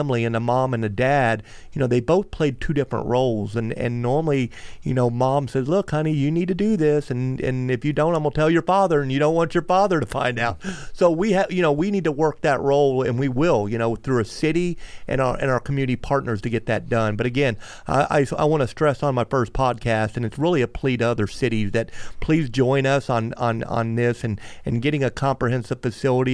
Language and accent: English; Melbourne, Florida, United States; I grew up in Aurora Road Trailer Park. I was fortunate enough to move to Sherwood Park